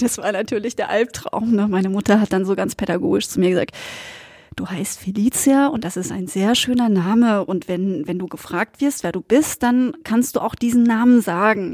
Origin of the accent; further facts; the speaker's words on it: Black Forest, Baden-Württemberg, Germany; ich bin aus dem Schwarzwald.